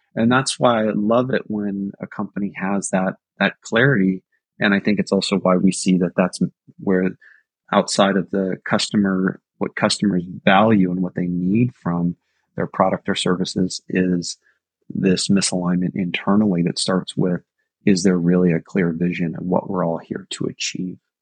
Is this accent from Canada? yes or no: no; Silicon Valley, California, United States; I remember growing up in Silicon Valley